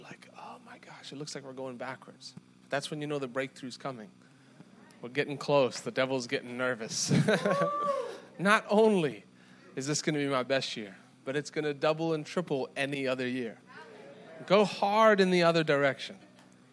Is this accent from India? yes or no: no; South Africa; moved away; I'm from South Africa